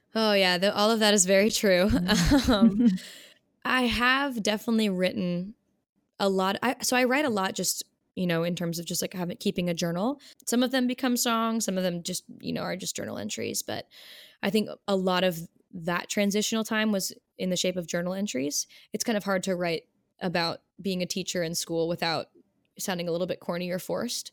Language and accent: English; Rhode Island, United States; moved away as an adult; also born or lived in Delaware; now in Philadelphia, United States; I grew up in Rhode Island, actually, um, smallest state